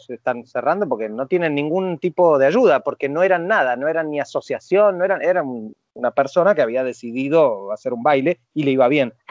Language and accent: Spanish; Mendoza, Argentina; now in Paris, France; yo soy mendocino